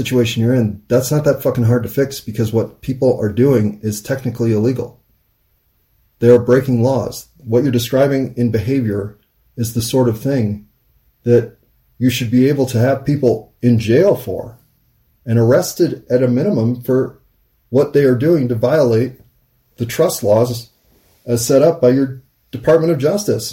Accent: United States; as an American

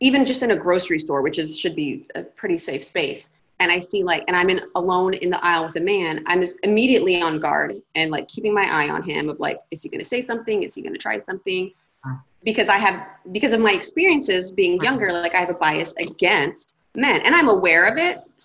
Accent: United States; I grew up in America

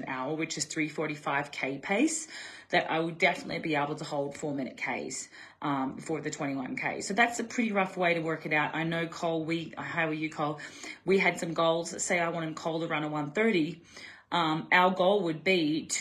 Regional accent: Australia; I'm Aussie

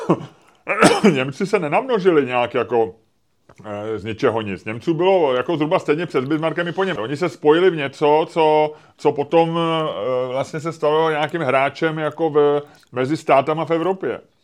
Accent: Czechia; jako jsme my Češi

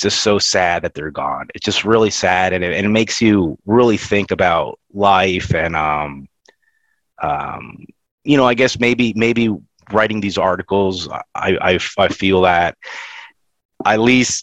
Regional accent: Florida, United States; I grew up in Florida

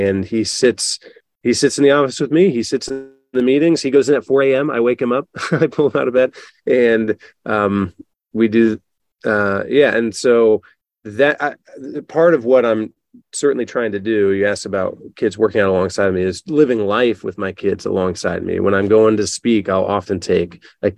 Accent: Northwest Ohio, United States; I live from a small hometown in Northwest Ohio

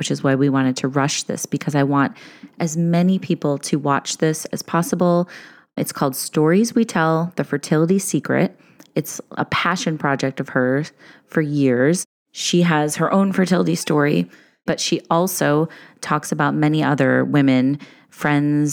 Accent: Chicago, Illinois, United States; I grew up in Chicago

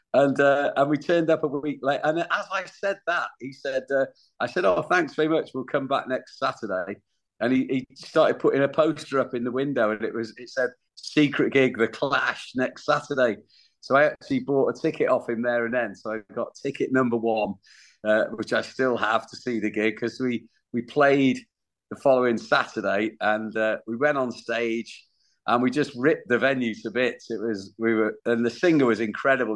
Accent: Wales, United Kingdom; for my band we're from Wales

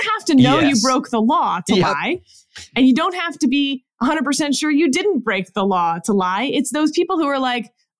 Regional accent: Houston, Texas, United States; moved away; Houston, my hometown

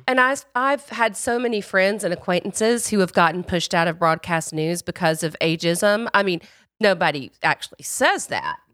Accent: the rural South, United States; I grew up in the Royal South, and I grew up in a racist community.

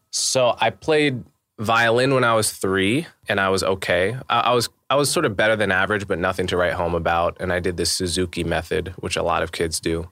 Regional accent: Montclair, New Jersey, United States; I grew up in New Jersey. I grew up in Montclair, New Jersey

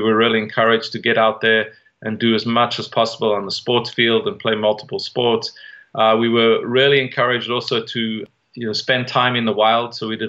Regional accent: Johannesburg, Gauteng, South Africa; moved away as an adult; now in United States; I was raised in Johannesburg, South Africa. I'm a third generation South African. My heritage is Greek. So all of my grandparents, great grandparents came from either Cyprus or Greek.

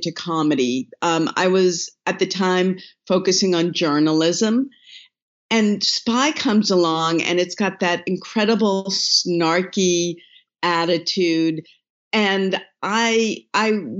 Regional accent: East Coast, United States; I grew up on the East Coast

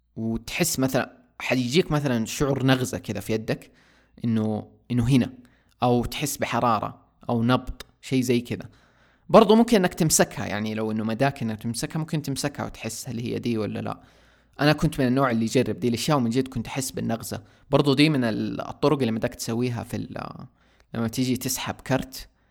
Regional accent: Saudi Arabia; عندنا في السعودية

